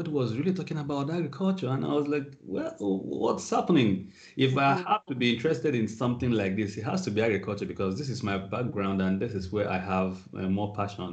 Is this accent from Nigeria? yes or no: yes; Nigeria; moved away as an adult; also born or lived in Australia; So I am from Nigeria. I grew up almost all my life in Nigeria until sometime in 2013 when I moved out of Nigeria for the purpose of study.